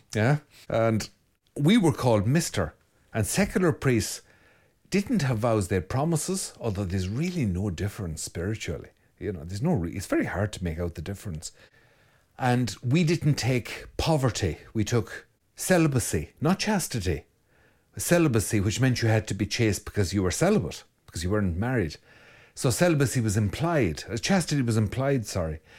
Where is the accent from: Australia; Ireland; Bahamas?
Ireland; Mayo, Connacht; I'm from Mayo